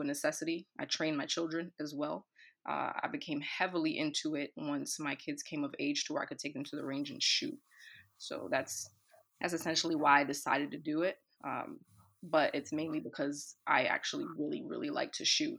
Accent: New York City, New York, United States; I'm born and raised in the Bronx in New York

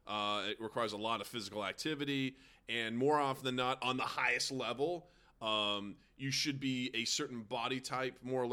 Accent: United States; Because I've been growing up in America

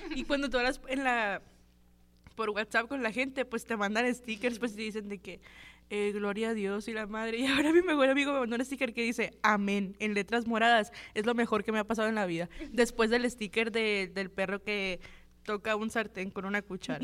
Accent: Guatabampo, Sonora, Mexico; yo también soy de que un pueblito bien chiquito, yo soy de Guatabampo

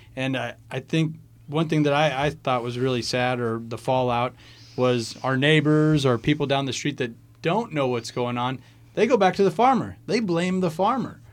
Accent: Midwest, United States; we're from the Midwest, and, you know, so agriculture plays a big part, not only in our lives, but really the economy as a whole around here

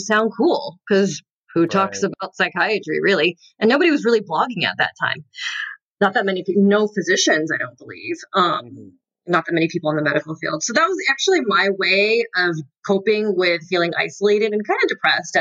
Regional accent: Southern California, United States; moved away as an adult; also born or lived in North Carolina; I had moved away because I'm from Southern California

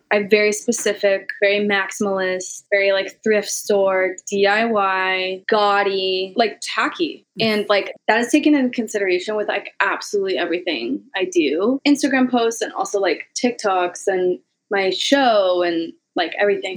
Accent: Missouri, United States; moved away; coming from Missouri, literally living in a trailer park

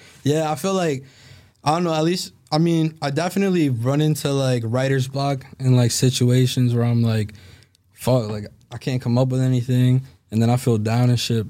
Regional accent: Salem, Massachusetts, United States; I grew up in Salem

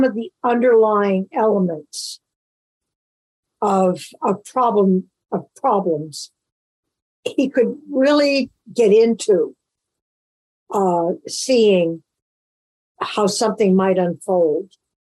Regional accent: Bennington, Vermont, United States; I was raised in Bennington, Vermont

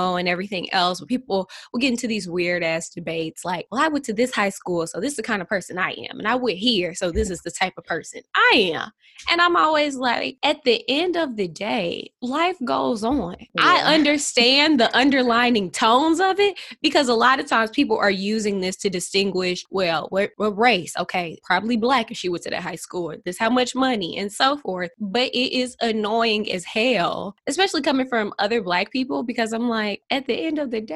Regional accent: St. Louis, Missouri, United States; I'm from St. Louis, Missouri. St. Louis is a small city.

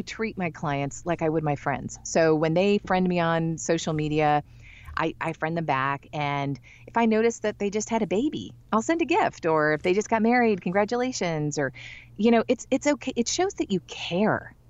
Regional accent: Michigan, United States; I'm from Michigan. I'm not from the South

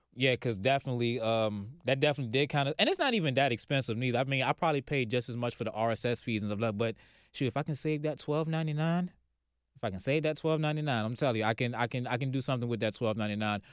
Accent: Virginia, United States; now in Atlanta, United States; I'm from Virginia

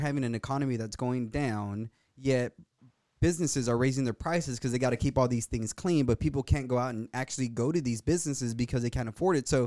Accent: the Valley, Texas, United States; I'm from the Valley, bro. I've seen people hung on a bridge. When I was in college, there was a shootout between the cartel and the Border Patrol

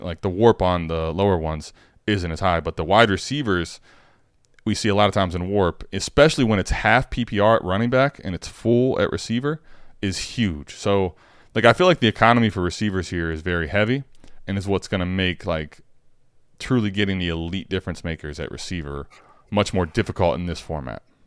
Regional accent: Akron, Ohio, United States; I grew up in the Akron area

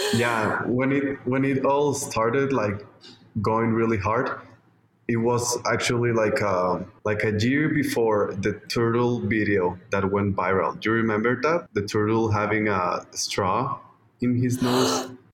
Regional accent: Mexico; my home country, Mexico

